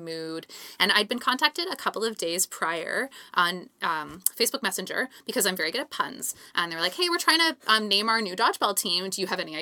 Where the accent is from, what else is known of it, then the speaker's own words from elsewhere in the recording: Calgary, Alberta, Canada; I grew up in Calgary